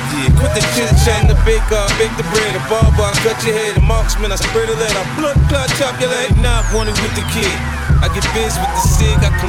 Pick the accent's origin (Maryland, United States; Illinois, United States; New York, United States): Illinois, United States; Chicago; I don't fight fair. I'm dirty, dirty. I'm from Southside Chicago.